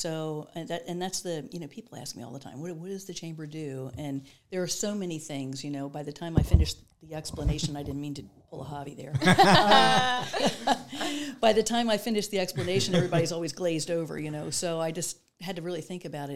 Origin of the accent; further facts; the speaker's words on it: Baltimore, Maryland, United States; also born or lived in Delaware; now in Dover, United States; I moved to Delaware in 2000. I'm originally from Baltimore.